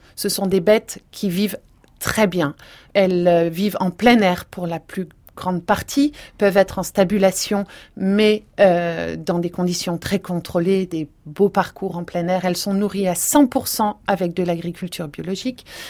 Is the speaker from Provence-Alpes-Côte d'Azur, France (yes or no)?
yes; Provence-Alpes-Côte d'Azur, France; je viens de Provence